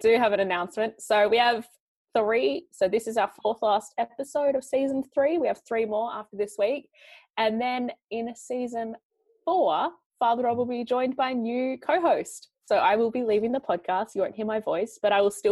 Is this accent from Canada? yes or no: no; Australia; I'm just an Australian gal